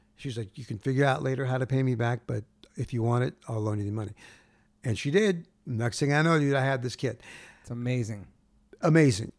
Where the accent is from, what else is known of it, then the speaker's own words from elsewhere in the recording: Gardena, California, United States; where I grew up in Gardena